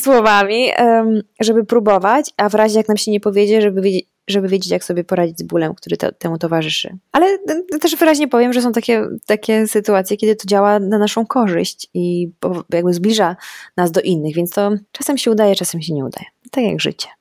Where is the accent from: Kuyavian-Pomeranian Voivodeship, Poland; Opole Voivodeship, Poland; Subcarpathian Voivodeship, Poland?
Subcarpathian Voivodeship, Poland; Rzeszów; now in Warsaw, Poland; ja się wychowałam w Rzeszowie